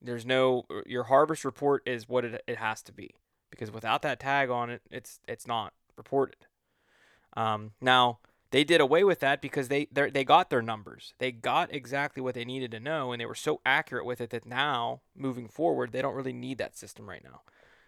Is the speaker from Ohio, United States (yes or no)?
yes; Ohio, United States; But I grew up in Ohio, but I grew up hunting Ohio from the time that I was just a young boy.